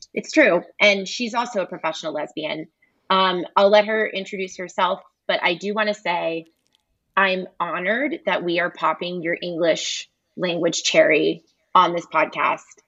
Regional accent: United States; accent: American; have a very American accent

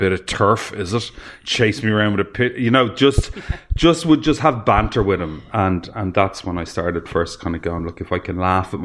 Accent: Dublin, Leinster, Ireland; also born or lived in Offaly; I grew up in Rathfarnham

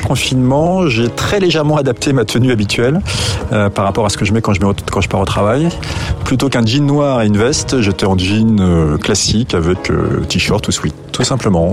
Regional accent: Aubervilliers, Île-de-France, France; Donc moi j'ai grandi à Aubervilliers, en Seine-Saint-Denis

